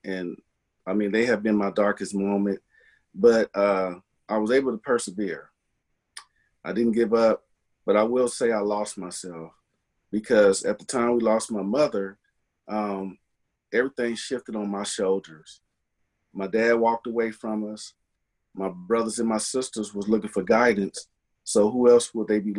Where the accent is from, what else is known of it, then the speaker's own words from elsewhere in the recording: Bay Area, California, United States; I grew up in the Bay Area, California, Northern California.